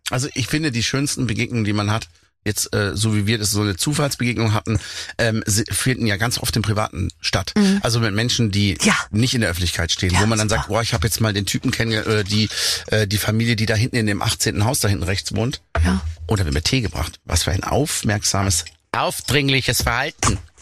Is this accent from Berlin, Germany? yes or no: no; Black Forest, Baden-Württemberg, Germany; meine Heimat berücksichtigt, wo ich lebe, eben auf 1000 Meter im Schwarzwald